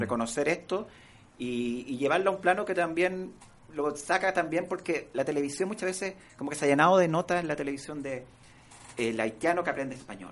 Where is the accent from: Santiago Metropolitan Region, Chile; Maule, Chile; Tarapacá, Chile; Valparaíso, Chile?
Santiago Metropolitan Region, Chile; San Bernardo; Yo crecí y me crié en San Bernardo